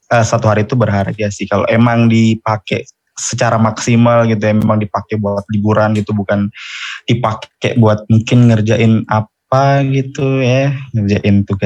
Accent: Jayapura, Papua, Indonesia; Oke, jadi gue asalnya dari Jayapura. Tahu nggak nih Jayapura di mana tuh?

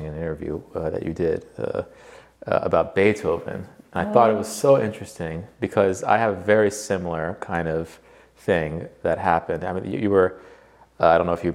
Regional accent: United States; I grew up in the States

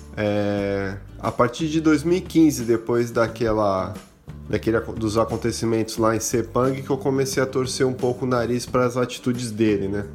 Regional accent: Santos, São Paulo, Brazil; sou de Santos, São Paulo.

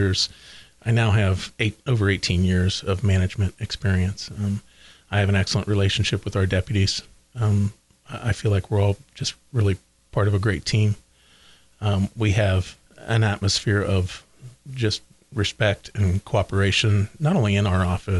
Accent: Oldenburg, Indiana, United States; I was raised in Oldenburg, went to Batesville High School

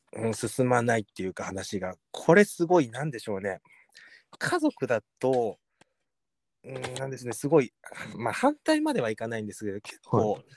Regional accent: Saitama, Japan; 自分はこの埼玉県のこのここで育ってここで生まれたんですよ

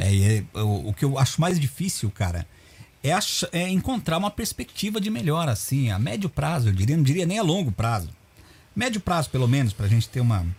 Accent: Brazil; para nós como brasileiros

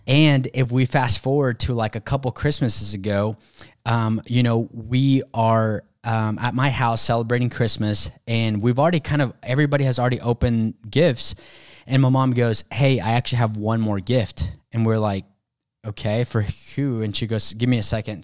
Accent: Mexico; moved away; I was born in Mexico.

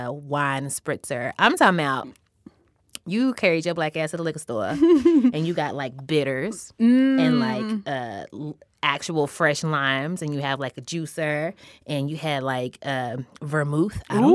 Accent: the South, United States; As a Southerner

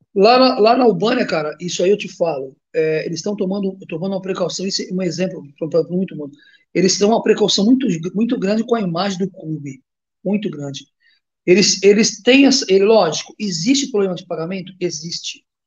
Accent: Brazil; moved away as an adult; also born or lived in Greece; eu saí do Brasil muito cedo

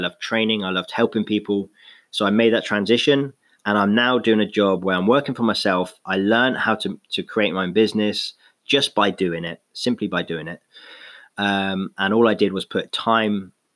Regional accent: London, United Kingdom; moved away; also born or lived in Exeter; I was born in London.

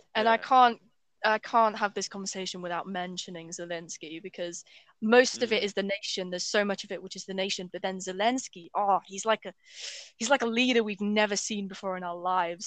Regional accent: Ukraine; also born or lived in England; now in United Kingdom; I've basically lived in Ukraine most of my life

